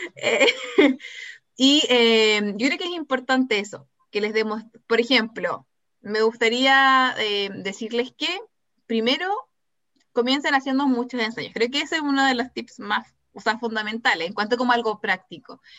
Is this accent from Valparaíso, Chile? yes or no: no; Temuco, Araucanía, Chile; Soy de Temuco